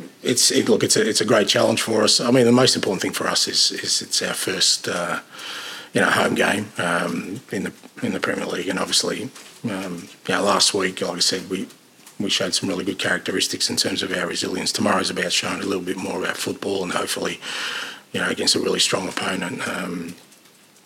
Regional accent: Australia; moved away as an adult; now in United Kingdom

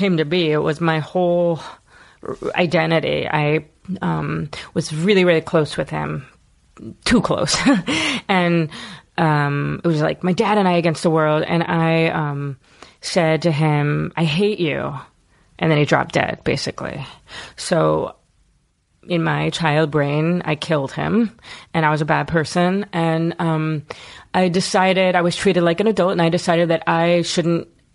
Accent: Philadelphia, Pennsylvania, United States; I was born in Philadelphia, South Philadelphia.

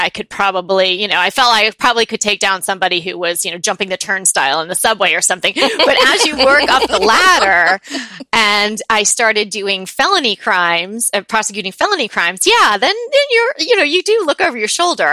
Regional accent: New York, United States; moved away as an adult; now in Pasadena, United States; I am not from here. I grew up on the East Coast. I'm from New York

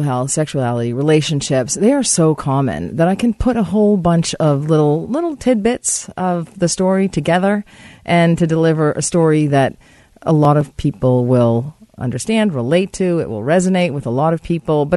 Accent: New England, United States; now in Surrey area, Canada; I am from New England, and I am quite accustomed to this snow

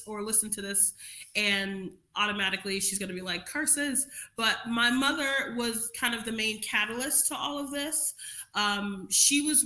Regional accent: New York City, New York, United States; moved away as an adult; now in Marietta, Ohio, United States; I grew up in Crown Heights, Brooklyn

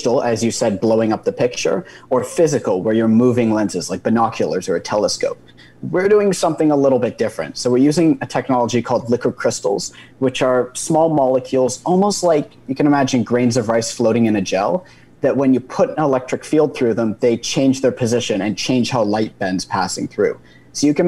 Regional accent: British Columbia, Canada; moved away as an adult; now in Waterloo, Canada; I'm actually from British Columbia myself

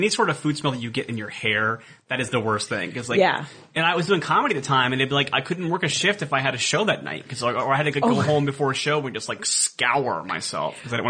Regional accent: Columbus, Ohio, United States; Columbus, Ohio.

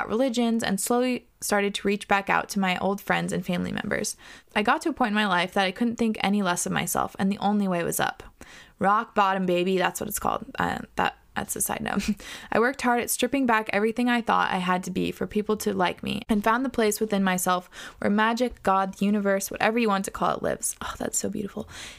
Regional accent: Australia; born or raised there

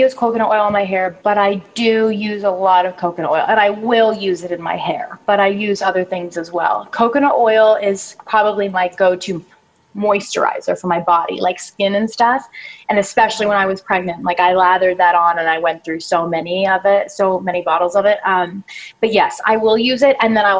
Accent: Canada; now in Los Angeles, United States; And when I came to LA from Canada, I don't know what it was, probably like stress, nerves, different air quality, all of that.

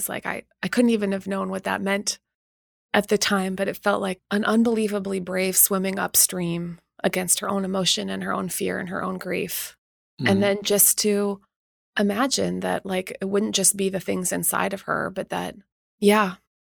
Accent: Winnipeg, Manitoba, Canada; also born or lived in England; I grew up in Winnipeg

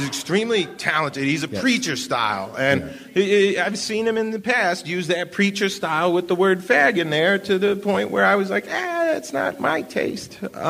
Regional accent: New Hampshire, United States; I'm from New Hampshire

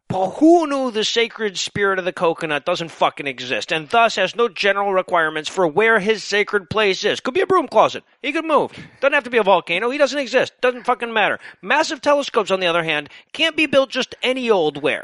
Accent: United States; I'm American.

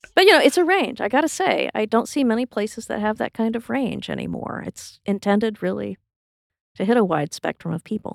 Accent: Texas, United States; my identity as a Texan

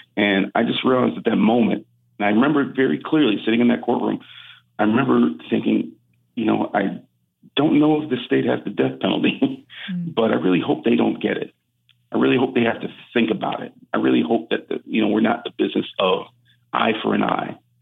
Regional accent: Cleveland, Ohio, United States; we're from Cleveland

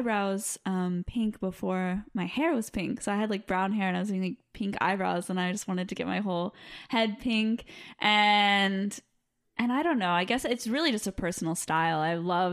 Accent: Los Angeles, California, United States; accent: Valley girl; I grew up in the Valley in LA. I'm a Valley girl

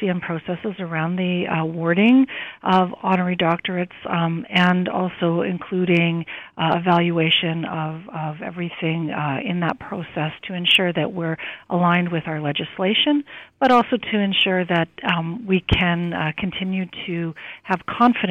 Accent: Saskatoon, Saskatchewan, Canada; moved away; I was born in Saskatoon

